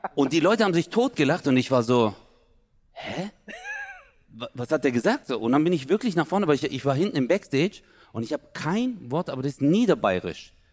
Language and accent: German; Stuttgart, Baden-Württemberg, Germany; ich als Stuttgarter, ich lebe ja ganz im Süden